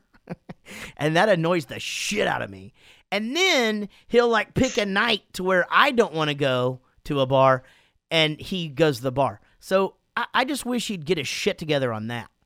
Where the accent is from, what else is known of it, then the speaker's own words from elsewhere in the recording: Wichita Falls, Texas, United States; Wichita Falls, my hometown